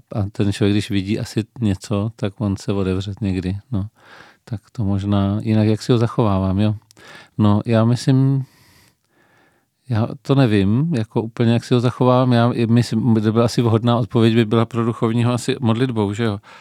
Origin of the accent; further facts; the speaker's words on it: Pardubice, Pardubice Region, Czechia; now in Brno, Czechia; narodil jsem se v Pardubicích, eh, v početné rodině